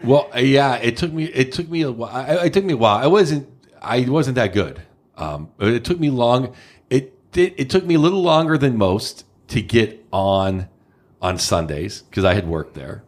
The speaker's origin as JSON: {"language": "English", "town": "Pittsburgh", "region": "Pennsylvania", "country": "United States", "tie": "born or raised there", "moved": "yes", "lives_now": "San Francisco, United States", "said": "Pittsburgh, obviously my hometown"}